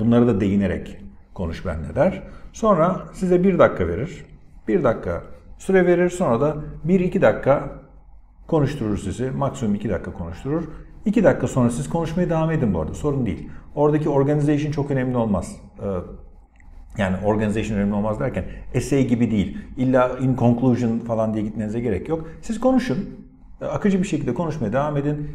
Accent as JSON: {"language": "Turkish", "region": "Antalya", "country": "Turkey", "tie": "born or raised there", "said": "benim mesela memleketim Antalya. İşte what kind of place is it? Gerçi Antalyalı olarak biraz şanslıyım"}